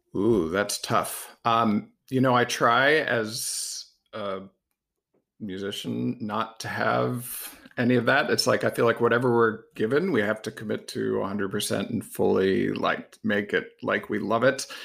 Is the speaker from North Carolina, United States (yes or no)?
no; Massachusetts, United States; I grew up in Massachusetts.